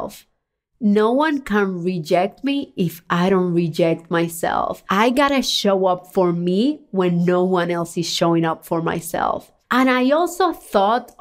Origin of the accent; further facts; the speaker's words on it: Cuba; moved away; I was born in Cuba, a communist country where freedom and opportunities are very limited